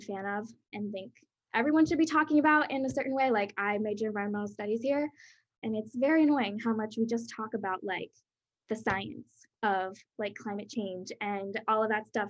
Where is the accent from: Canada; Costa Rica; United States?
United States; Pennsylvania; also born or lived in Brazil; now in Baltimore, United States; I'm from Pennsylvania, and I'm originally from Brazil. I immigrated here when I was younger